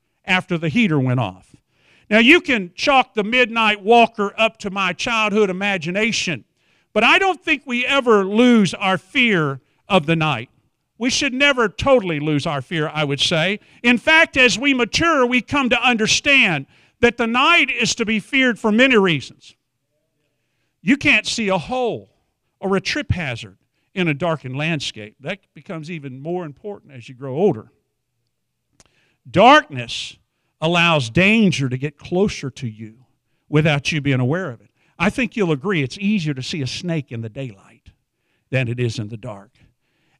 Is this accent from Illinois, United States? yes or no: no; Wichita Falls, Texas, United States; I'm from Wichita Falls area